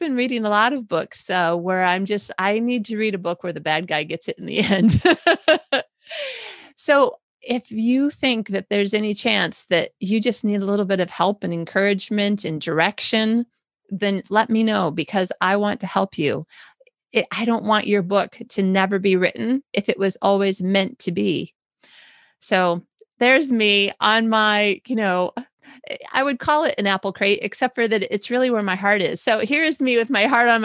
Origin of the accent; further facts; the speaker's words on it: Michigan, United States; I'm from Michigan